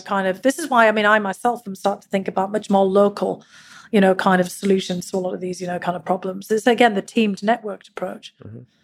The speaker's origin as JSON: {"language": "English", "town": "Durham", "region": "North East England", "country": "United Kingdom", "tie": "born or raised there", "moved": "yes", "lives_now": "United States", "said": "growing up in Northern England. The Durham miners that I was part of for generations"}